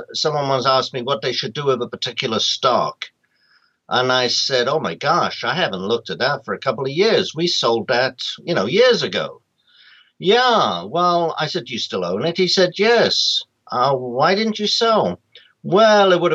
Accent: London, United Kingdom; moved away as an adult; now in United States; I'm from London originally. I'm a graduate of London School of Economics.

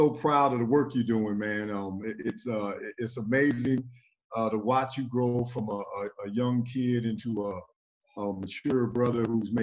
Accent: Illinois, United States; growing up in this Illinois atmosphere and playing at the University of Illinois

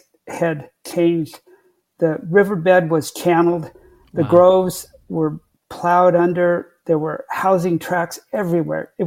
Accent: Orange County, California, United States; I grew up in California in a small rural part of Orange County when Orange County near Los Angeles was still rural.

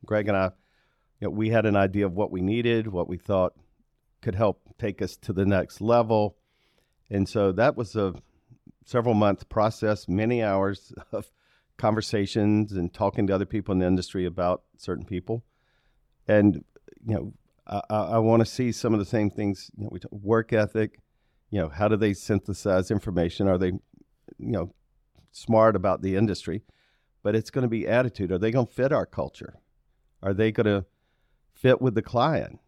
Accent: Aiken, South Carolina, United States; now in Charlotte, United States; I grew up in Aiken

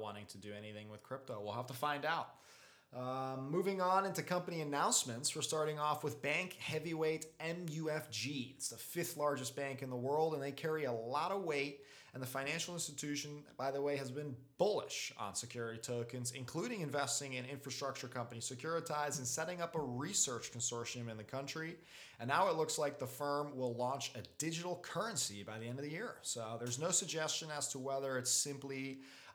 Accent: Belgium; my home country of Belgium

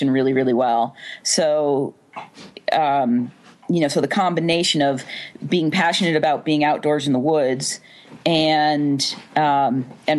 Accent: Vermont, United States; I grew up in Vermont, a couple miles away from the Long Trail

